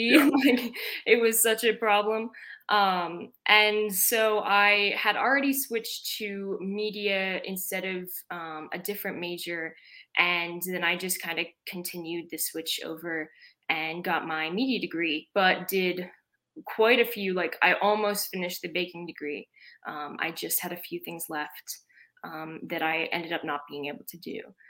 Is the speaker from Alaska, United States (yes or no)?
no; Colorado Springs, Colorado, United States; I'm from Colorado Springs. I was a military kid. So we ended up there after moving around a bunch, and I decided in high school